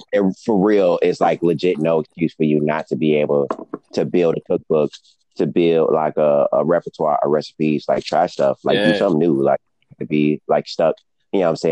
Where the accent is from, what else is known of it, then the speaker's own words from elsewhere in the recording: Detroit, Michigan, United States; I'm from Detroit, so you know it's not like cost of living is not super crazy here.